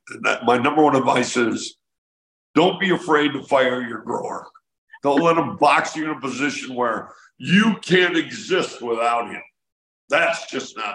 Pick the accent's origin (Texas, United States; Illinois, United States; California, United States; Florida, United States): Illinois, United States; Illinois, my home state